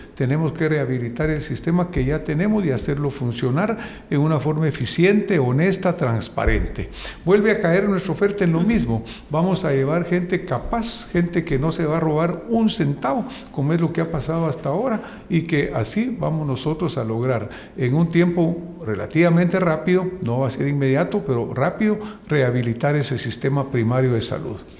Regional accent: Guatemala; nosotros como guatemaltecos

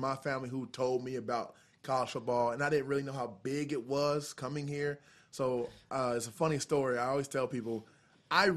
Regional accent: Edwardsville, Illinois, United States; moved away; So I'm from Edwardsville, Illinois. That's where I went to high school

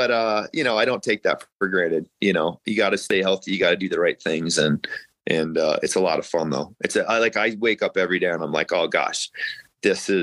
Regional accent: Kansas City, Kansas, United States; moved away as an adult; also born or lived in Iowa / Missouri; now in Colorado Springs, United States; I'm from Kansas City

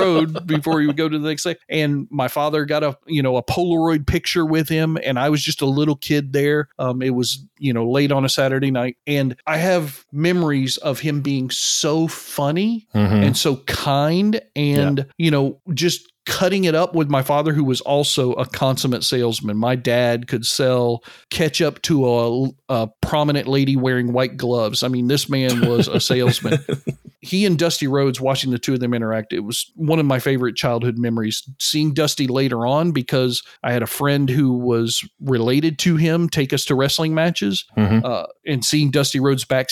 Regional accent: the South, United States; I grew up in the South

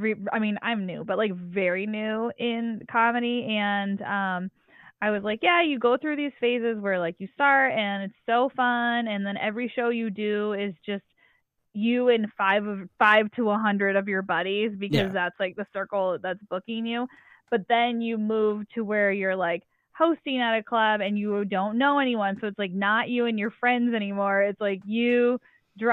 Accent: Syracuse, New York, United States; now in Boston, United States; I grew up right outside of Syracuse, New York

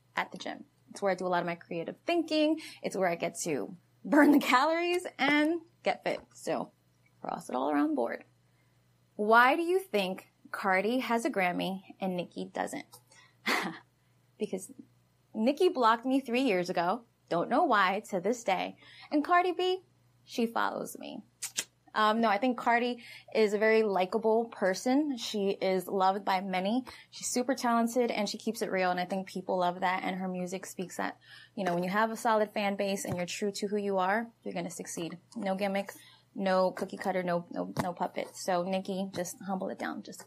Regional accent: Newark, New Jersey, United States; I grew up in Pennington Courts, Newark, New Jersey.

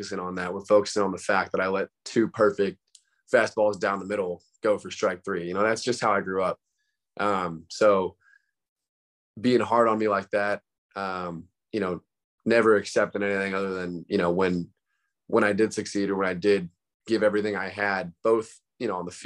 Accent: San Ramon, California, United States; born and raised in San Ramon, California

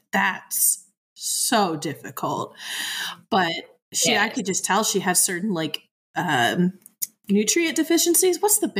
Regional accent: Nebraska, United States; We're from the Midwest. That's what you eat. Nebraska.

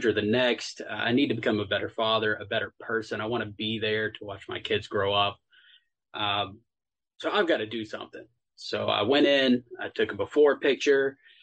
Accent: Texas, United States; now in Tennessee, United States; I'm actually from Texas.

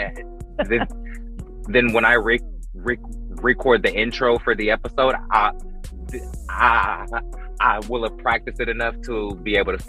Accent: North Carolina, United States; I'm from North Carolina. I just live here.

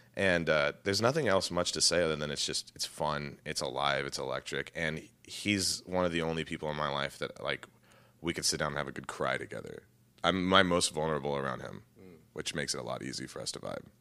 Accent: Texas, United States; moved away as an adult; also born or lived in Indiana; left my hometown of Texas

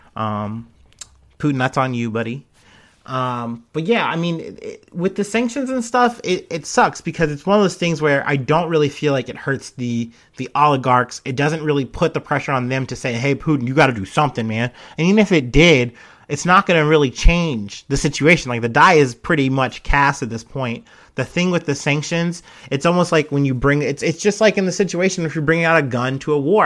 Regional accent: United States; I'm obviously jaded as an American, you know, Westerner

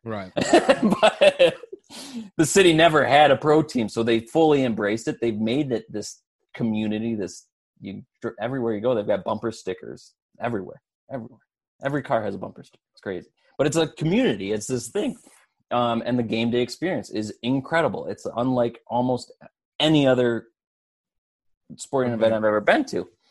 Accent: West Michigan, United States; growing up in West Michigan

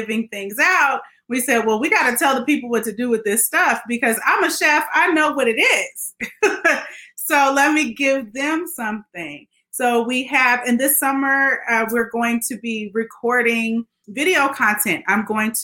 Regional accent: Oakland, California, United States; now in Stockton, United States; I got my roots from growing up in Oakland

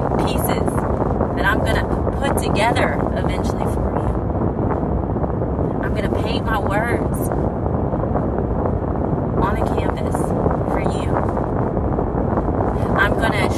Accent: United States; moved away as an adult; also born or lived in Saudi Arabia; I'm an American

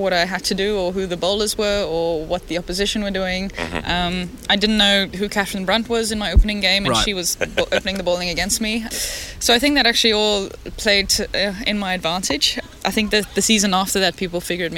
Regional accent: Cape Town, Western Cape, South Africa; I come from Bloburg in Cape Town. So we live on the beach, Molniton side, very nice, sunny. I went to school in Parklands College.

